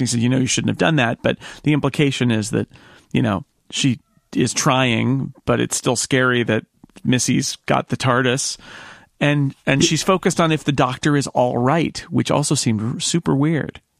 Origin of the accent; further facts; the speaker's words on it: United States; as an American